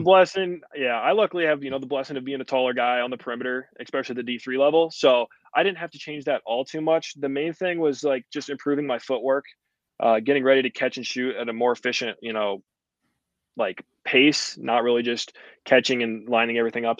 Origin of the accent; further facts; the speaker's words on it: Eureka, United States; playing for Eureka, like the hometown ball